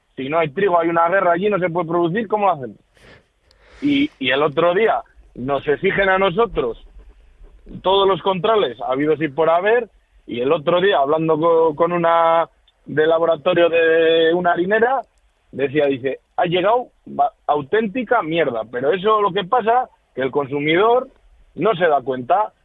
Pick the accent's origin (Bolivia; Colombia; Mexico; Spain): Spain; Palencia, Castile and León; yo soy de Palencia